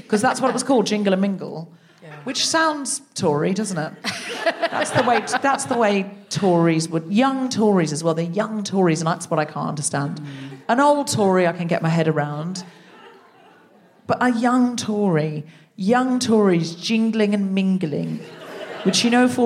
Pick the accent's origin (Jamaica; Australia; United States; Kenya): Australia; also born or lived in Britain; now in United Kingdom; I was raised in Australia